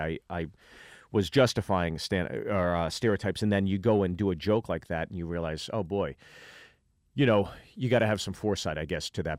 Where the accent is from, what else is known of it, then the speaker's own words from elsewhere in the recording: Pittsburgh, Pennsylvania, United States; from Pittsburgh, Pennsylvania